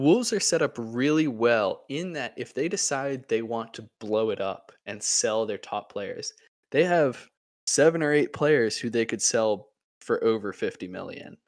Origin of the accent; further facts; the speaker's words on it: United States; as an American